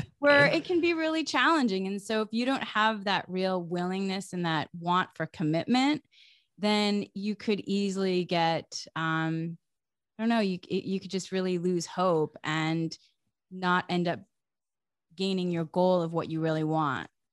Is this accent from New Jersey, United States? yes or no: no; Massachusetts, United States; I grew up in New England, in Massachusetts, in a small town.